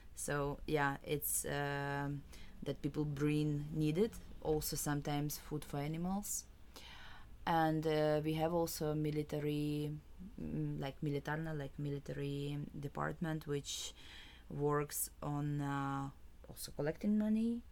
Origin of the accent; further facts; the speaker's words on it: Kyiv, Ukraine; I'm from Ukraine, from Kiev